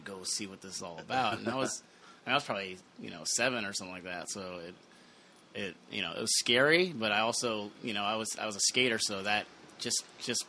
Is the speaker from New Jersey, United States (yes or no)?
no; Torrance, California, United States; moved away as an adult; now in San Pedro, United States; I was born in Torrance